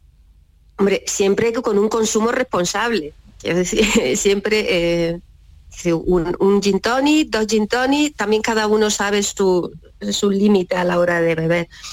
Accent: Almería, Andalusia, Spain; also born or lived in Fondón; somos nosotros de Almería, y en Fondón en concreto, mis raíces familiares están en Fondón

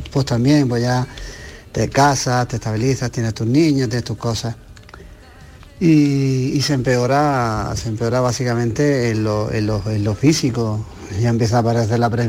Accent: Granada, Andalusia, Spain; Hola, buenas tardes … de Granada.

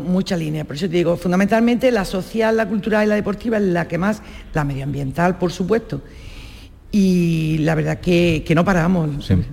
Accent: Baza, Andalusia, Spain; yo soy de Baza, soy vecina, yo soy de la provincia de Granada.

